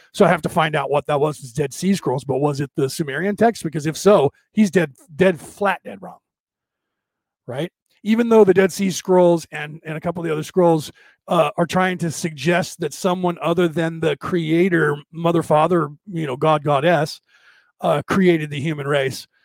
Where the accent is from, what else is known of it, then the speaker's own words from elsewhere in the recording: United States; I'm an American.